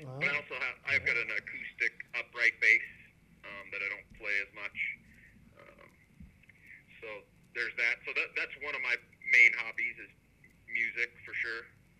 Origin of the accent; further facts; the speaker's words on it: San Diego, California, United States; Born and raised in San Diego, California.